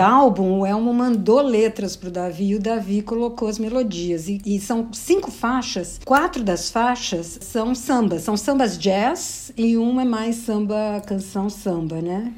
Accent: São Paulo, Brazil; eu sou de São Paulo.

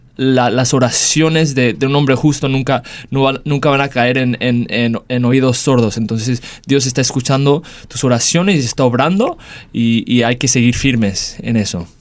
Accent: Dallas, Texas, United States; moved away as an adult; also born or lived in Mexico; now in Perth, Australia; me mudo de regreso a casa a Estados Unidos, en Dallas, Texas, donde crecí

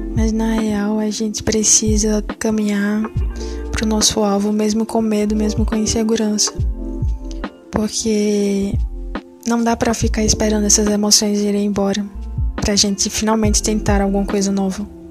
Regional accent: Pernambuco, Brazil; sou pernambucana

